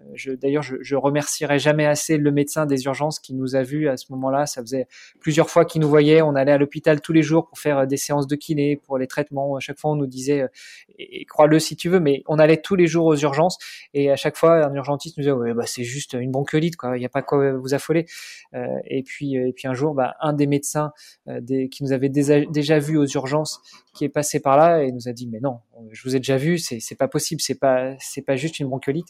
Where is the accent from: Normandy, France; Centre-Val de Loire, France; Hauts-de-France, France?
Normandy, France; moved away as an adult; now in Luxembourg; je suis normand.